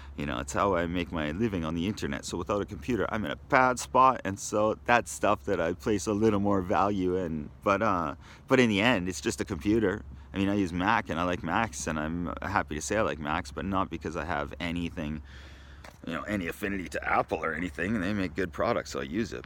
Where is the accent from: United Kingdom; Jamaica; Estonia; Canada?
Canada; moved away as an adult; also born or lived in Japan / Australia; being Canadian has always been my first priority. It's, uh, what I am, it's who I am